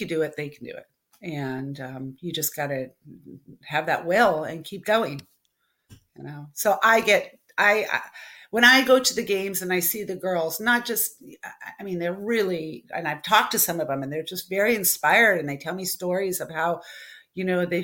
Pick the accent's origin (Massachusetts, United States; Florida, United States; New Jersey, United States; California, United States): California, United States; West Covina; born or raised there